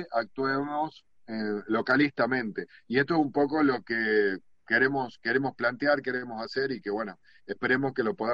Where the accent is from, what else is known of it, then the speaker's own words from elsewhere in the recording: Tucumán, Argentina; moved away; Eh, yo particularmente, siendo un tucumano que, fui exportado al mundo, me di cuenta de que eh, parte del éxito de mi compañía fue estar en los lugares adecuados con la gente adecuada.